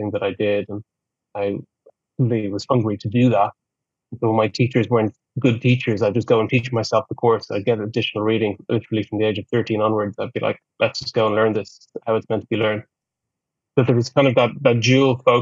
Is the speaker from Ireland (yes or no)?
yes; Ireland; That was the culture that I grew up in Ireland